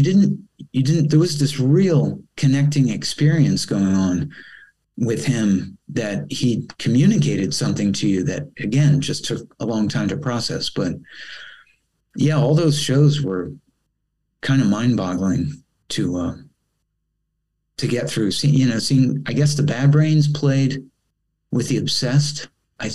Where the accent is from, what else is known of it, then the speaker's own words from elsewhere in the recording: Rockville, Maryland, United States; moved away as an adult; also born or lived in Los Angeles, United States / Italy; I'm coming from Rockville, Maryland, which is only like, you know, 20 minutes drive away